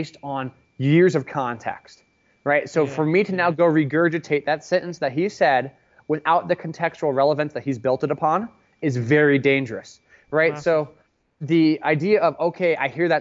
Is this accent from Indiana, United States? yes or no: no; Palo Alto, California, United States; I grew up in Palo Alto, California